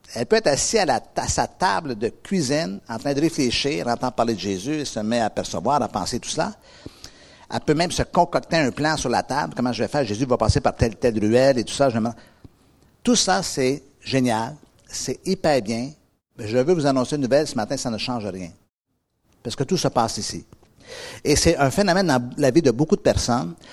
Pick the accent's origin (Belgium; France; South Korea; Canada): Canada; Quebec; moved away; moi, je viens d'Amérique